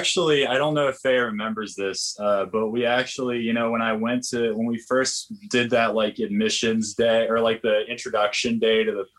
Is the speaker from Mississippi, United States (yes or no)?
no; Augusta, Georgia, United States; also born or lived in Florida; now in Los Angeles, United States; I grew up in Augusta, Georgia, which is actually quite a few hours away from Lumpkin